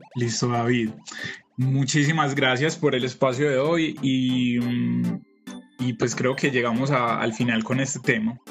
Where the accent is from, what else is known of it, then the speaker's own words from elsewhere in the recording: Colombia; pensemos como colombianos